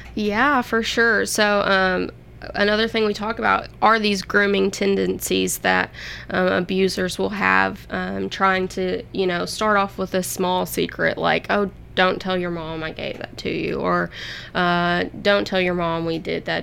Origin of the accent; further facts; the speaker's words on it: Hopkinsville, Kentucky, United States; moved away as an adult; now in Murfreesboro, United States; I'm actually from Hopkinsville, Kentucky, which is on the Kentucky Tennessee state line